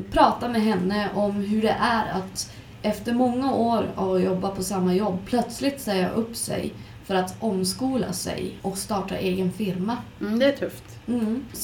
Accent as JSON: {"language": "Swedish", "town": "Arvidsjaur", "region": "Norrbotten County", "country": "Sweden", "moved": "yes", "lives_now": "Ursviken, Sweden", "said": "bor i Ursviken kommer ju egentligen inte från Skellefteå utan jag flyttade hit från Arvidsjaur 85 faktiskt."}